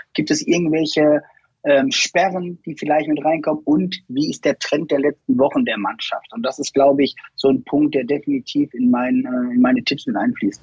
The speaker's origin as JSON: {"language": "German", "town": "Lippstadt", "region": "North Rhine-Westphalia", "country": "Germany", "said": "ich komme aus äh, Lippstadt"}